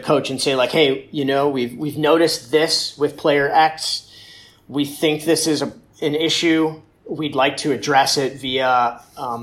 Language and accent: English; Cleveland, Ohio, United States; growing up in Cleveland